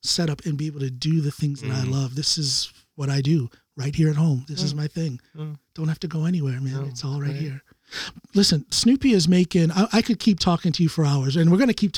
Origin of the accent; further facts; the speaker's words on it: Ohio, United States; also born or lived in Chicago; now in Drammen, Norway; I'm from Ohio, moving to Chicago was a bigger culture shock